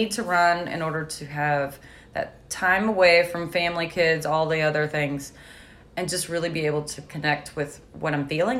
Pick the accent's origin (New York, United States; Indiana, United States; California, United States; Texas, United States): Indiana, United States; Clarksville; I grew up in Clarksville, Indiana. So just across the river from Louisville